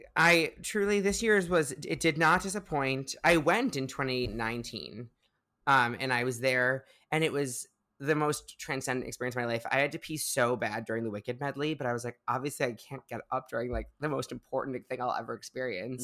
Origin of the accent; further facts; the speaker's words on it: Highland Park, Illinois, United States; moved away as an adult; now in New York, United States; I grew up in the northern suburbs of Chicago, uh, a little town, little shtetl called Highland Park